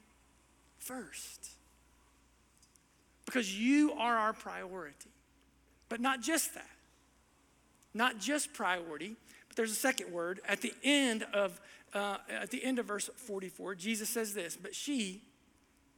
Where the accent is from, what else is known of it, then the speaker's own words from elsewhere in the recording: Southern Ohio, United States; my background growing up in Southern Ohio